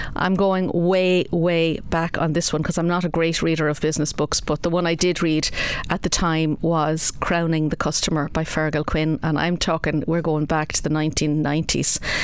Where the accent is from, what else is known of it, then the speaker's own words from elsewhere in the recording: Kilkenny, County Kilkenny, Ireland; also born or lived in Wexford Town / Clonmel / Bennettsbridge; I was actually born in Wexford Town. Uh, something not a lot of people know about me, uh, but I was born in Wexford Town. Uh, we moved to Kilkenny in 1971